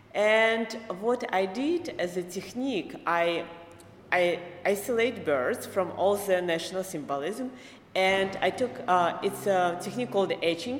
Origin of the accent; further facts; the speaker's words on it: Minsk, Belarus; moved away as an adult; now in New York City, United States; I was born in Minsk, Belarus, and um, I uh, went to art school there. And uh, right after art school, I immigrated with my family, with my mother, to United States